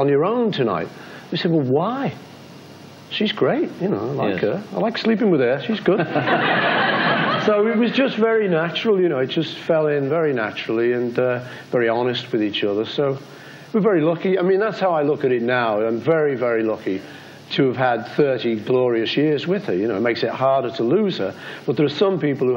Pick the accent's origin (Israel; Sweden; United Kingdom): United Kingdom; I'm British